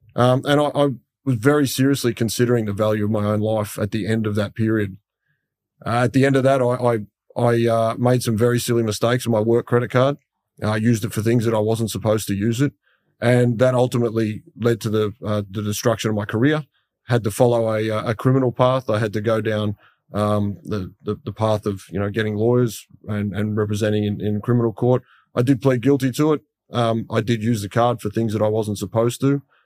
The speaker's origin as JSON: {"language": "English", "town": "Sydney", "region": "New South Wales", "country": "Australia", "tie": "born or raised there", "said": "as a kid, I grew up in Western Sydney"}